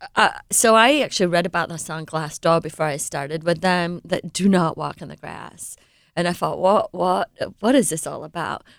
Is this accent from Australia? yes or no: no; England, United Kingdom; moved away; I was born and raised in England